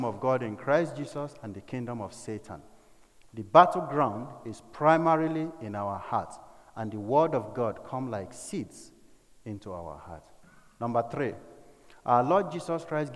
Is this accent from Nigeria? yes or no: yes; north and Middle Belt of Nigeria, Nigeria; the north and middle belt part of Nigeria, where I come from